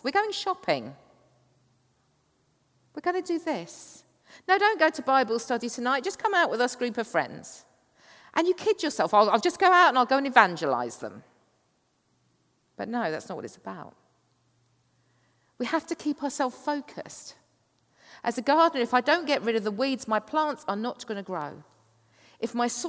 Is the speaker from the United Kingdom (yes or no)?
yes; Kent, South East England, United Kingdom; I come from Kent, the chalk cliffs of the Downs.